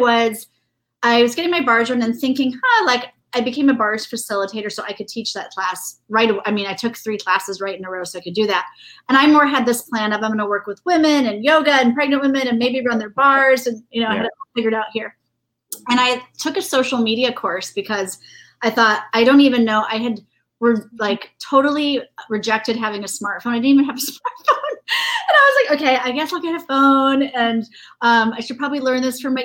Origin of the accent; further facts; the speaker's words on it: Indiana, United States; growing up in Indiana